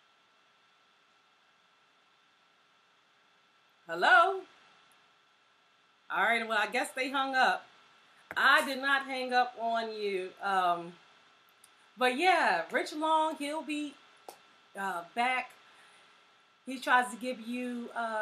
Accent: Philadelphia, Pennsylvania, United States; also born or lived in Virginia; I was born in Virginia, but I've been in West Philly since I was about 2 or 3. And so I lived my whole life here, my entire school upbringing here

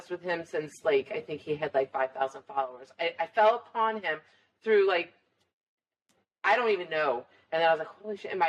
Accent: Ireland; And I'm Irish, so I like to drink

